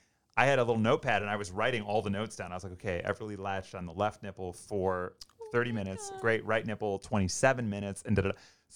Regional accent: Mount Prospect, Illinois, United States; moved away as an adult; also born or lived in Los Angeles; It is tough because we're both from here. Like Amy grew up in Schaumburg. I grew up in Mount Prospect. Both of our families, all of our families are still here.

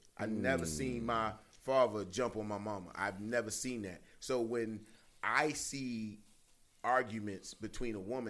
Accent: Baltimore, Maryland, United States; now in Jacksonville, United States; I'm a property owner, so I consider myself a Duvalian. Yeah. But I'm from Baltimore, Maryland, and I don't ever deny that. But I live in Duval

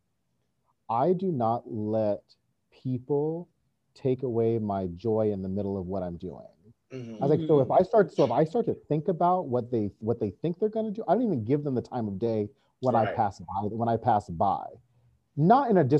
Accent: North Carolina, United States; I'm from North Carolina

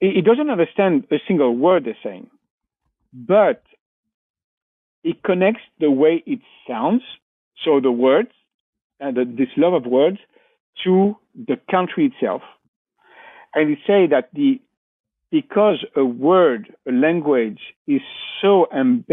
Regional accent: Valence, Auvergne-Rhône-Alpes, France; English is a second language; moved away as an adult; now in near Marseille, France; I'm from a place called Valence

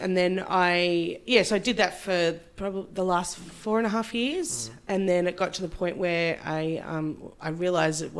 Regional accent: Melbourne, Victoria, Australia; now in Geelong, Australia; I grew up in Melbourne in Australia, and now I live in Geelong, which is about an hour from Melbourne.

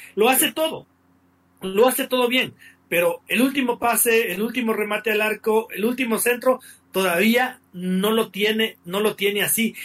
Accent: Ecuador; yo como ecuatoriano, como periodista ecuatoriano

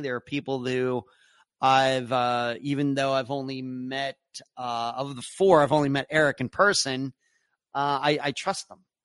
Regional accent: Leechburg, Pennsylvania, United States; moved away; my hometown of Leechburg, Pennsylvania

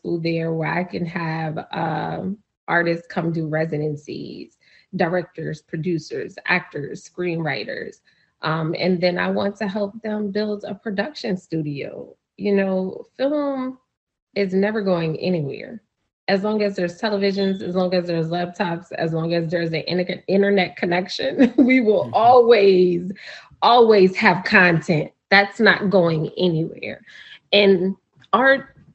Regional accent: New Orleans, Louisiana, United States; growing up in New Orleans

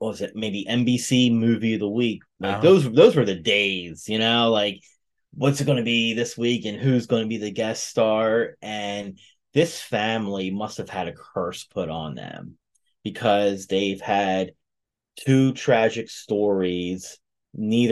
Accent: New Jersey, United States

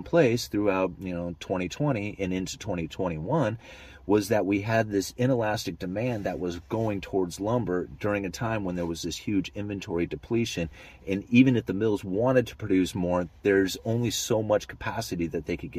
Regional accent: Pacific Northwest, United States; I am from the Pacific Northwest

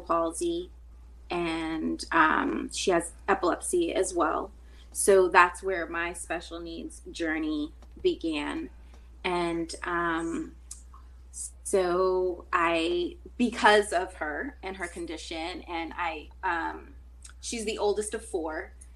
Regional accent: Taunton, Massachusetts, United States; moved away as an adult; now in California, United States; born and raised in Massachusetts, well, Taunton, Mass

